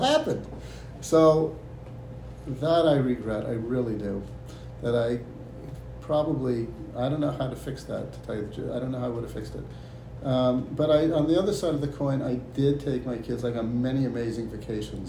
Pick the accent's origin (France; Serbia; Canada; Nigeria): Canada; Toronto, Ontario; moved away as an adult; also born or lived in Israel; now in United States; I was born and raised in Toronto, Canada